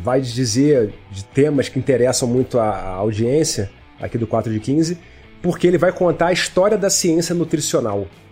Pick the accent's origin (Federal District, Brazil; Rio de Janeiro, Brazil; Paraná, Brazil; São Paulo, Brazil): Rio de Janeiro, Brazil; moved away as an adult; now in Belo Horizonte, Brazil; Eu sou do Rio